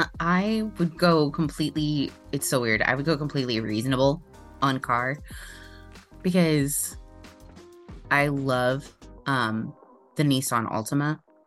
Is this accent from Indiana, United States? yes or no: yes; Indiana, United States; I grew up in Indiana, so that's what we say there is pecan.